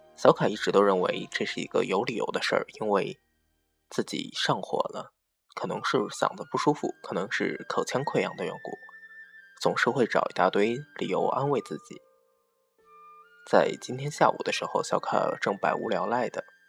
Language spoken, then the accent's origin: Chinese; northern China, China; now in southern China; 作为一个北方人